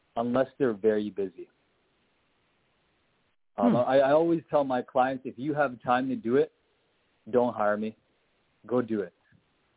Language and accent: English; Canada; I'm Canadian.